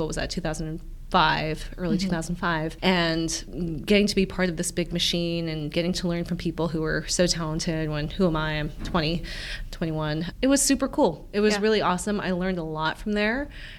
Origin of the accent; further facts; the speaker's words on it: Cleveland, Ohio, United States; So even like growing up in Cleveland, like we were the only people who my parents never taught us Korean or taught us customs.